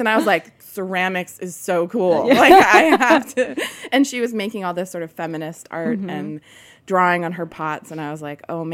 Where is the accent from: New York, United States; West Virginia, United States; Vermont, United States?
Vermont, United States; I grew up in Vermont on a small organic dairy farm